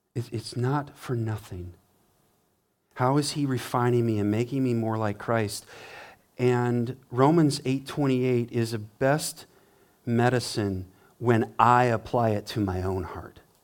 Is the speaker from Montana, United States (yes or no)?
yes; Montana, United States; now in Richmond, Michigan, United States; I grew up in Montana, river streams everywhere, mountain streams